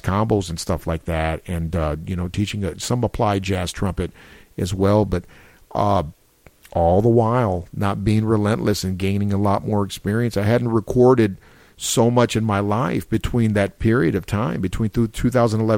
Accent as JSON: {"language": "English", "town": "San Antonio", "region": "Texas", "country": "United States", "tie": "born or raised there", "said": "growing up in San Antonio"}